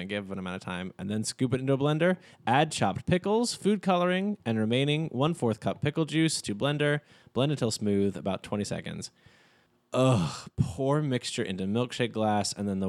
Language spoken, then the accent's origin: English; Texas, United States; Being from Texas, we do have a commonality of Dr. Pepper, though.